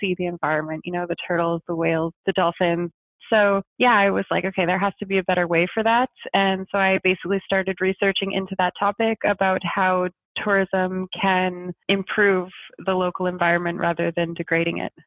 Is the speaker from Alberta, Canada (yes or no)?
no; just outside of Montreal, Quebec, Canada; moved away as an adult; also born or lived in Germany / Nova Scotia; now in Amsterdam, Netherlands; I'm originally from just outside of Montreal, just west of Montreal, and I lived there until I was about 18